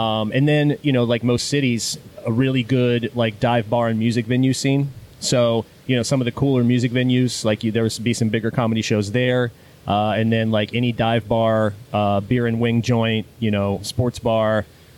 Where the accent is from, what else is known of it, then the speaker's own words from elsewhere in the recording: Wheeling, West Virginia, United States; I grew up in northern West Virginia. I was born in Wheeling, West Virginia, which is in West Virginia. People think that I'm from the South, but there's this little skinny panhandle at the top of West Virginia, and also not Western Virginia.